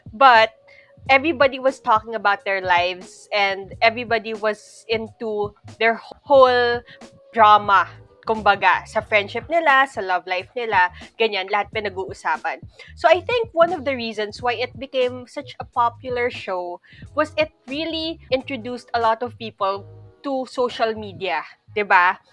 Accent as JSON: {"language": "Tagalog", "country": "Philippines", "said": "As a Filipino"}